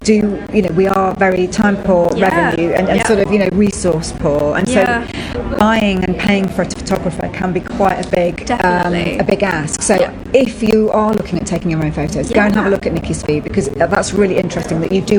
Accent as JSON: {"language": "English", "town": "Nottingham", "region": "East Midlands", "country": "United Kingdom", "tie": "born or raised there", "said": "it's very handy that she lives in my hometown as well."}